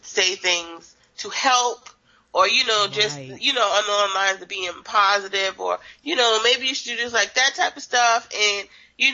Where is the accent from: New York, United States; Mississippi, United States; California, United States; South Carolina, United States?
South Carolina, United States; Charleston; I'm from Charleston